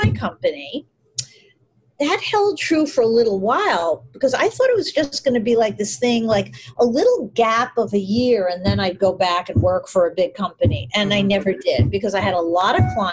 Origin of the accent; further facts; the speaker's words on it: New York, United States; I'm in New York and I grew up in New York with a few little detours